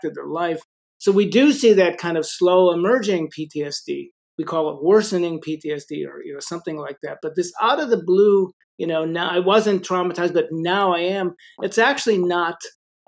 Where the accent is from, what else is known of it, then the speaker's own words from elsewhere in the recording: Chicago, Illinois, United States; I grew up in Chicago